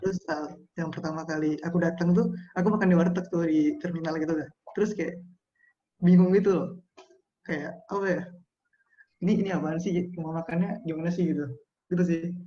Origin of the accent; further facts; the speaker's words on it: Pematang Siantar, North Sumatra, Indonesia; moved away as an adult; now in Jakarta, Indonesia; Aku asal dari Pematang Siantar